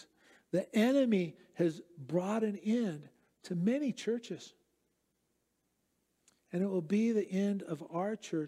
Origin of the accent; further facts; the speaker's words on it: Southern California, United States; moved away; also born or lived in Eastern Europe; I grew up in Southern California